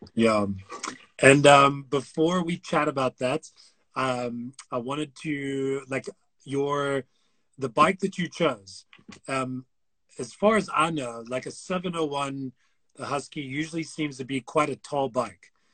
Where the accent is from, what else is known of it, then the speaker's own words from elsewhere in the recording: United States; being an American